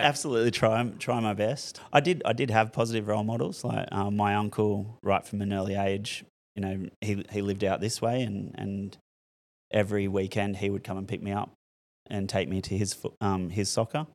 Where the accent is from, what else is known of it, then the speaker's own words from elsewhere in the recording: Newcastle, New South Wales, Australia; I grew up in Merriweather